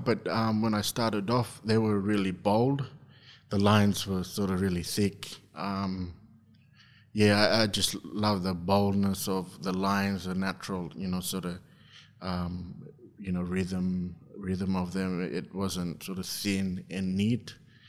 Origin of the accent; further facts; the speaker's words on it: Injinoo, Queensland, Australia; also born or lived in Mount Isa; I'm from Injinu, a small community at the very top of Cape York Peninsula.